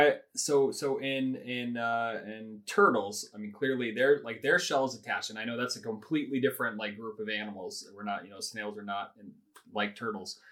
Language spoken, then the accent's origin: English; Houston, Texas, United States; moved away; we're originally from Houston